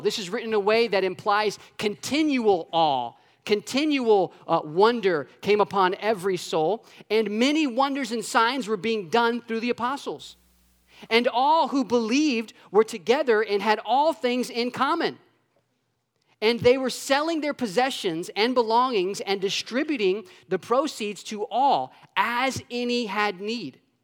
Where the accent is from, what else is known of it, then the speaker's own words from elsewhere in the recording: Orlando, Florida, United States; I grew up in Orlando, Florida